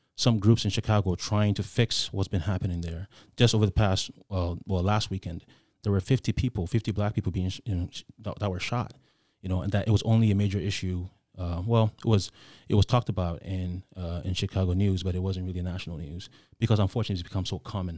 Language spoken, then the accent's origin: English; Ghana; I grew up in Ghana